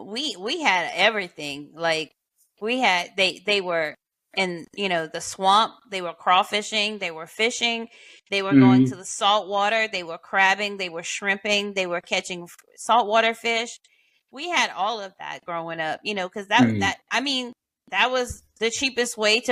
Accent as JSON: {"language": "English", "area": "St. Landry Parish", "region": "South Louisiana", "country": "United States", "tie": "born or raised there", "said": "So, I mean, I grew up in, you know, St. Landry Parish, so we weren't close to any kind of water source, you know, at least not salt water."}